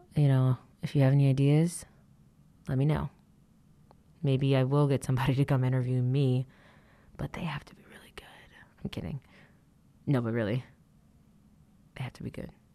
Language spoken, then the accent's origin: English; Atlanta, Georgia, United States; moved away; going back to my hometown, Atlanta